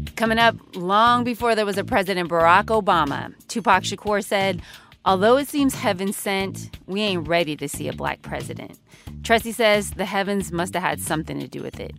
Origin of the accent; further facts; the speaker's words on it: California, United States; my home state